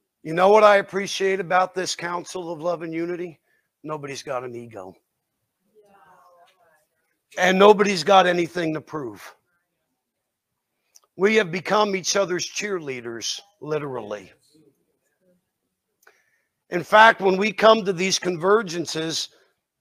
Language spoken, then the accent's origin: English; New Jersey, United States; I'm from New Jersey